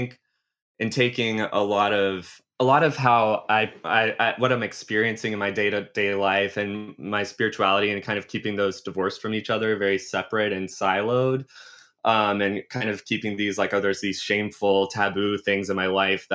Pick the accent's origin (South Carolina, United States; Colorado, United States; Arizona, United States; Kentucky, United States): South Carolina, United States; moved away as an adult; now in New York, United States; I grew up in South Carolina, multi-generation South Carolinian